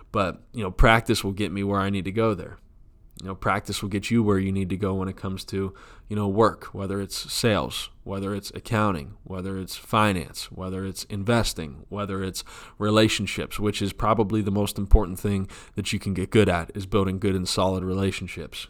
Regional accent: United States

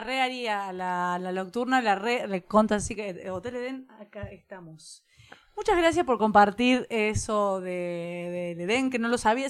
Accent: Argentina; que somos Argentina

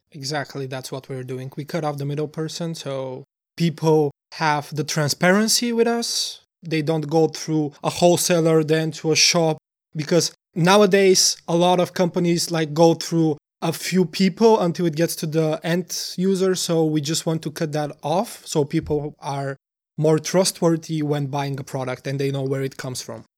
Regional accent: Bulgaria; moved away as an adult; now in Denmark; We are both from Bulgaria, and for me, I, it's already been almost five years since I'm in Denmark

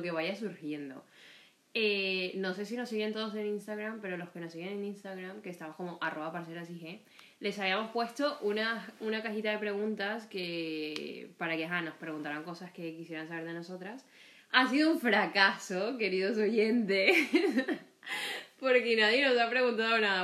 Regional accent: Colombia; also born or lived in Barranquilla; now in Spain; yo soy de Colombia, específicamente para no echar todo el cuento, que ya lo echaré en algún momento, eh, siempre digo que soy de Barranquilla. No nací en Barranquilla

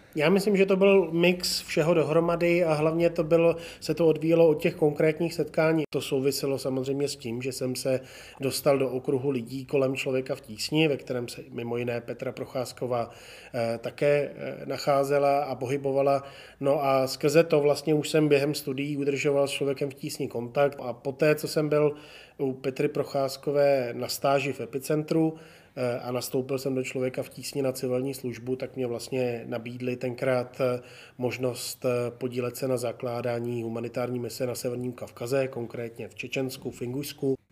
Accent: Jihlava, Vysočina Region, Czechia; moved away as an adult; also born or lived in Prague; jsem rodák z Jihlavy

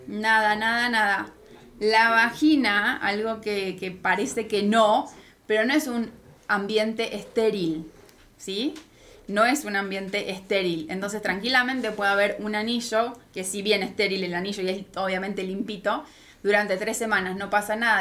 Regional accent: Argentina; moved away as an adult; now in Mexico; soy de Argentina, por eso mi acento

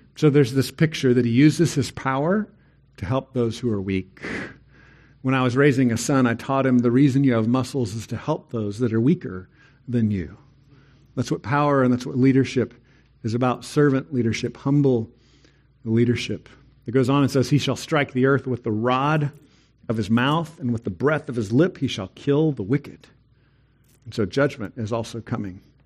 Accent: Texas, United States; I'm a Texan

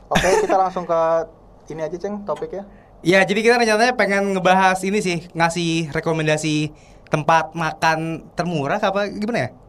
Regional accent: Purbalingga, Central Java, Indonesia; Tapi ya rasanya enak sih kalau menurut gue sebagai orang Purbalingga.

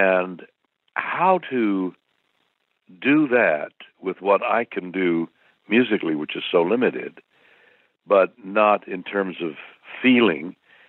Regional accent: Montreal, Quebec, Canada; my home city is Montreal, and I've been performing there since I was 6 years old and all through my grade schools and high schools

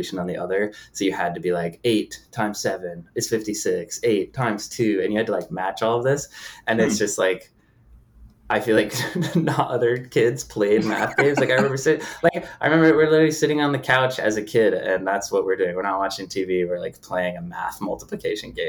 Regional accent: Connecticut, United States; moved away as an adult; Born and raised in Connecticut and grew up in New England

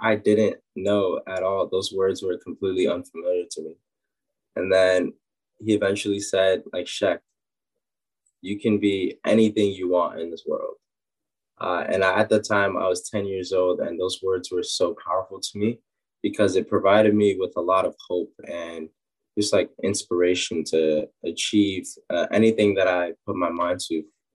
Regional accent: New York City, New York, United States; I grew up in Harlem, New York.

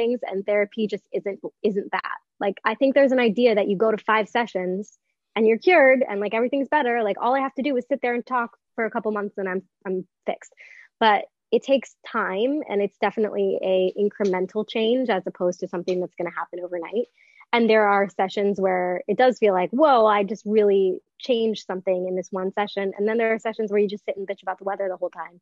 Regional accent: Northbrook, Illinois, United States; moved away as an adult; now in New York City, United States; I grew up in the Chicagoland area

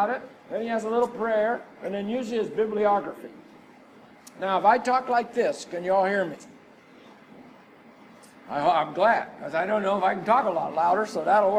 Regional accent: Texas, United States; We are from Texas.

